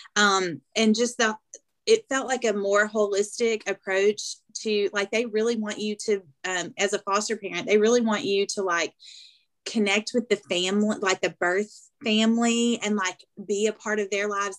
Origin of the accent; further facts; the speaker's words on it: Arkansas, United States; accent: thick southern; moved away; my accent is thick obviously um, but when i go to arkansas it does change it goes back